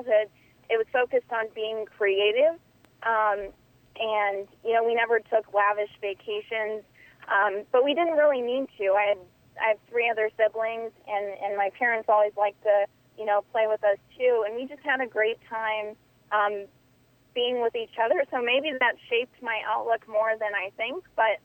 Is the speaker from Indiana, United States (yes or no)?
yes; Indiana, United States; I grew up in Indiana. I grew up on a cattle farm.